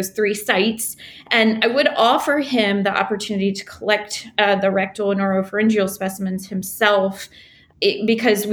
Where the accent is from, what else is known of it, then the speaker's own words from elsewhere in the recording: the South, United States; now in New Orleans, United States; I'm from the South.